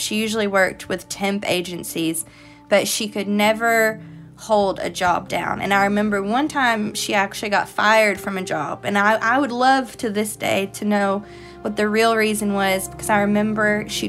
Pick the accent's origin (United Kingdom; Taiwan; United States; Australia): United States; Illinois; born there; I was born in Illinois, but that's the only time I've ever been to Illinois.